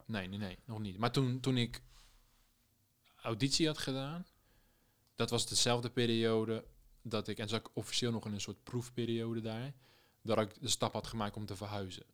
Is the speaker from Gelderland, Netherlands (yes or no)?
no; Rotterdam, South Holland, Netherlands; moved away as an adult; also born or lived in Amsterdam; ik ben een Rotterdammer in Amsterdam